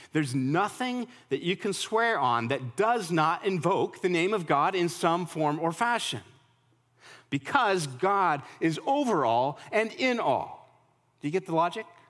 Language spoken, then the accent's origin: English; Colorado, United States; now in Nashville, United States; I'm from Colorado.